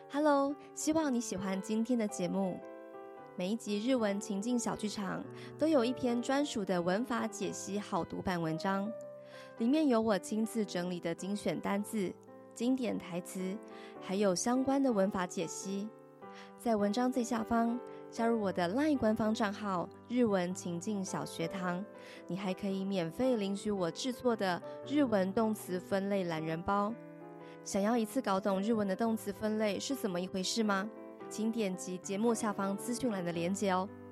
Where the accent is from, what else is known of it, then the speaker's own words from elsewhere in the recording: Taiwan; 我们台湾人